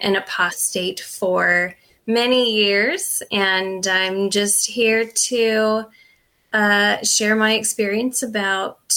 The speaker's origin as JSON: {"language": "English", "region": "Eastern Washington", "country": "United States", "tie": "born or raised there", "said": "we grew up in Eastern Washington, which is a very densely Mormon populated area"}